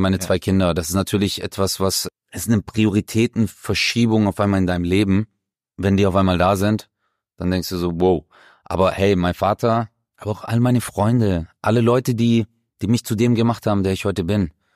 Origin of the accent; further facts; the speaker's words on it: Baden-Württemberg, Germany; das hier ist meine Heimat, hier bin ich groß geworden, hier bin ich aufgewachsen.